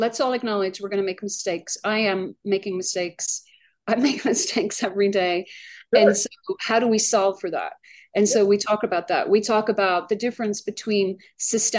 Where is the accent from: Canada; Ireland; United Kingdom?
Ireland; Dublin, Leinster; moved away as an adult; also born or lived in Arlington, Virginia; now in United States; So I arrived in America by myself in 1993. I immigrated from Dublin, Ireland.